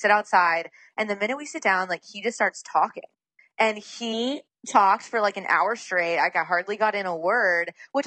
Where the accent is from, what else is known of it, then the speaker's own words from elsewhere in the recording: the South, United States; I grew up in the South